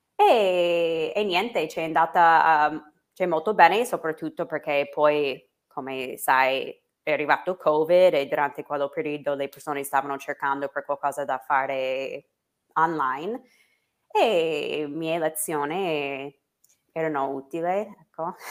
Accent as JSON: {"language": "Italian", "country": "United States", "second_language": "Italian", "moved": "as an adult", "lives_now": "Italy"}